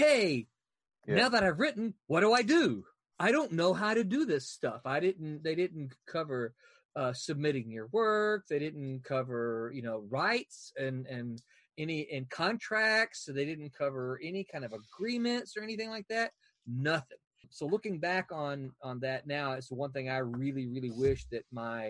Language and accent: English; Mississippi, United States; I'm from Mississippi